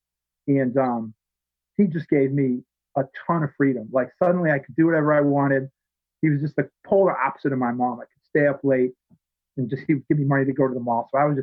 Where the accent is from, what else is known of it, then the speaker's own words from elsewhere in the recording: Worcester, Massachusetts, United States; also born or lived in Virginia; I grew up in Worcester, which is about 40 miles east of here, west of here. It's the second largest city in Massachusetts. Okay. It's like a mini Boston. Never quite took off like Boston